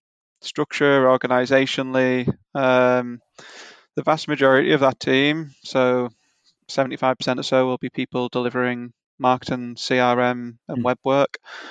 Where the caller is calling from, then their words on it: Clitheroe, North West England, United Kingdom; Yeah, so we're in a small town in the UK called Clitheroe, which is most probably best known for being 20 miles or so from Manchester.